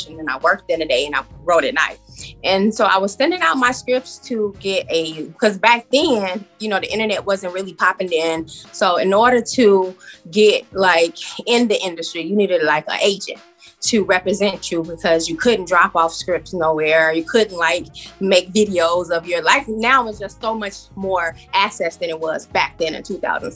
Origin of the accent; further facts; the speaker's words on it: Chicago, Illinois, United States; I am from Chicago, and I originated from the West Side